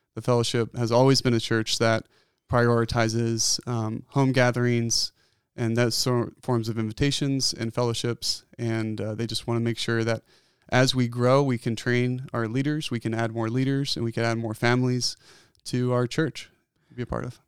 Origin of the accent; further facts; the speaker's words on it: outside of Philadelphia, Pennsylvania, United States; moved away as an adult; also born or lived in Bozeman, Montana; now in Bend, United States; I was born and raised in Pennsylvania, outside of Philadelphia, on a dairy farm.